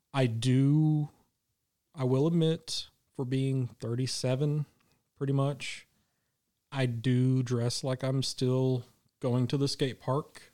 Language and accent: English; Midwest, United States; I'm from the Midwest. I lived in Tornado Alley my whole life